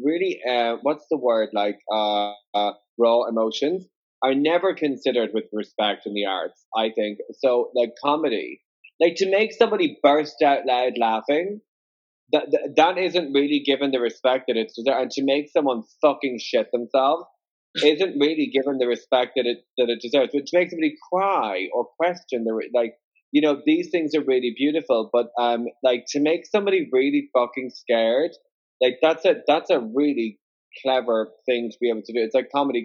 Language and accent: English; Ireland; Irish, I'm Irish